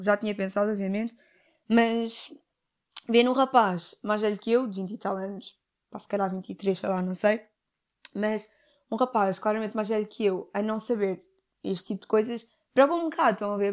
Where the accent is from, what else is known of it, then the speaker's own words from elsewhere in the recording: Portugal; eu tenho ascendência africana, os meus pais são africanos, mas eu nasci em Portugal